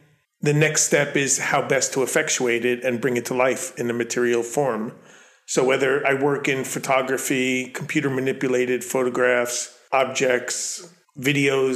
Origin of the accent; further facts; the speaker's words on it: Long Island, New York, United States; accent: Long Island; my Long Island accent bleeds through